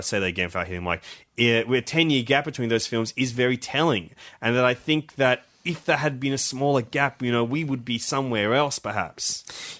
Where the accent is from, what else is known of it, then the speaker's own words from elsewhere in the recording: Australia; as Australian